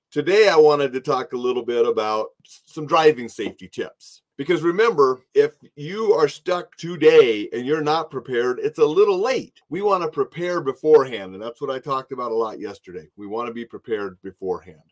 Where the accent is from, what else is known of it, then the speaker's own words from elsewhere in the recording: Montana, United States; moved away; I was from Montana.